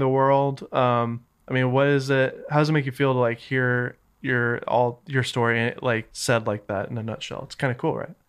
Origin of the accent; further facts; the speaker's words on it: Southern United States, United States; accent: Southern; my Southern accent